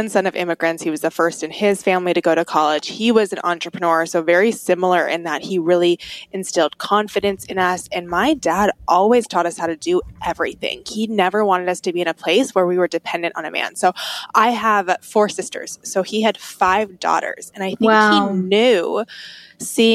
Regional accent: Atlanta suburb, the South, Georgia, United States; I grew up in the South outside of Atlanta, in an Atlanta suburb

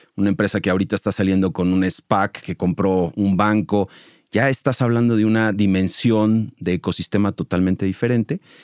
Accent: Mexico City, Mexico; moved away as an adult; now in Monterrey, Mexico; Yo soy chilango, llevo 20 años viviendo en Monterrey

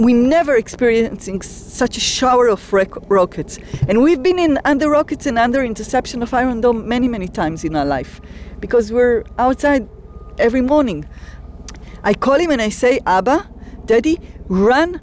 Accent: Kfar Aza, Southern District, Israel; I'm a daughter of the kibbutz and a resident of the kibbutz

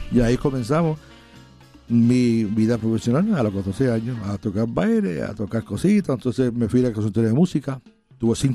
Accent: Milwaukee, Wisconsin, United States; also born or lived in Puerto Rico; yo me crié en los Estados Unidos. A los 40 días de nacido, mis papás emigraron a Estados Unidos

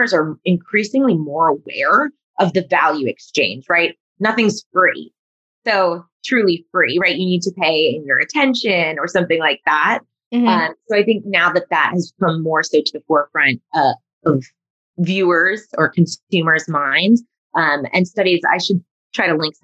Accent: New York suburbs, United States; me growing up in the New York suburbs

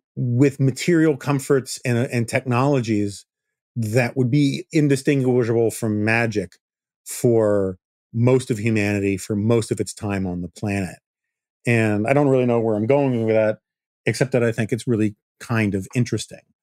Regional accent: New York City, New York, United States; I grew up in New York City.

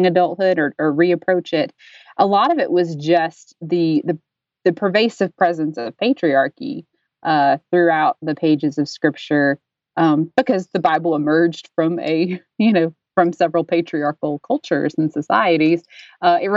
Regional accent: Dayton, Tennessee, United States; I'm from Dayton, Tennessee, which is home of the Scopes Monkey Trial of 1925

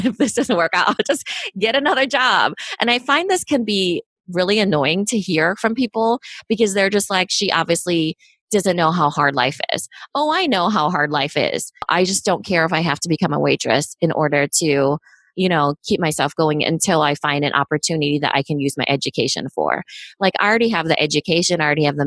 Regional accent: United States; I was born in the States, though. So I was of the first generation

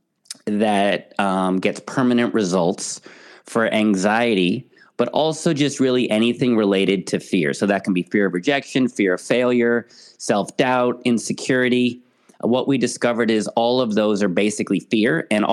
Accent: San Francisco, California, United States; moved away as an adult; now in United Kingdom; I am originally from San Francisco

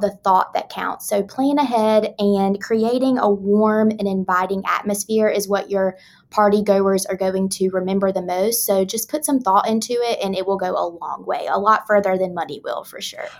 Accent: the South, United States; I am a Southerner

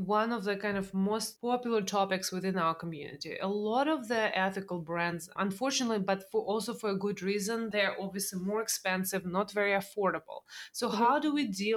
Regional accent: Russia; now in United States; I grew up in Russia

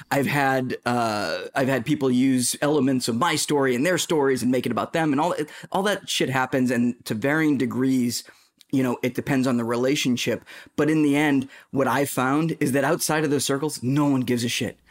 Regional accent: Boston, Massachusetts, United States; accent: Boston; I'm from Boston

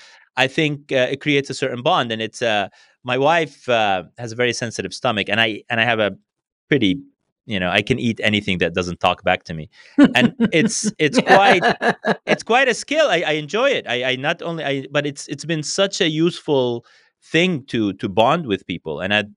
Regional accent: Brazil; born there; And then I was born in Brazil.

